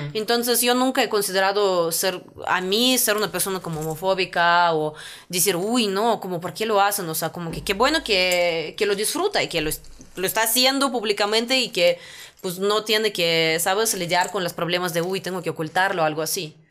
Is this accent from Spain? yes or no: no; Russia; Spanish is a second language; moved away as an adult; now in Mexico City, Mexico; no somos solamente los rusos